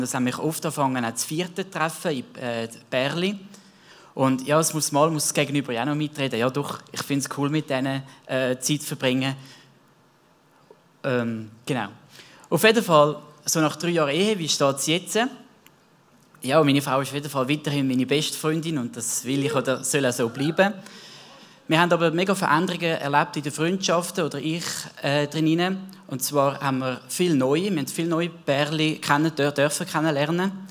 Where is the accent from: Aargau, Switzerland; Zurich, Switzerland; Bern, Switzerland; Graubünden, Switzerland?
Zurich, Switzerland; Ich bin selber im Zürich Wieland aufgewachsen.